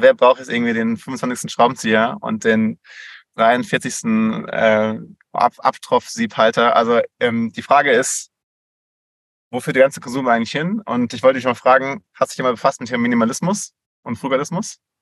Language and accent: German; Switzerland; bei uns in der Schweiz